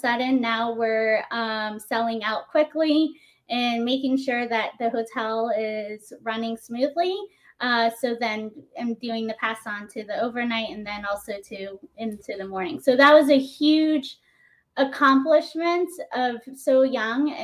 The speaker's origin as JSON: {"language": "English", "town": "Naples", "region": "Florida", "country": "United States", "tie": "born or raised there", "also_born_or_lived": "New York City", "moved": "as an adult", "said": "I grew up in Naples"}